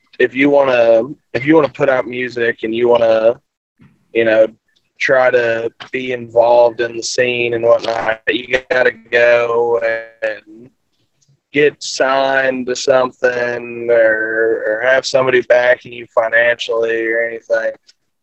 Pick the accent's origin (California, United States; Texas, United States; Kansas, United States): Texas, United States; Forney; it's near my hometown, Forney, Texas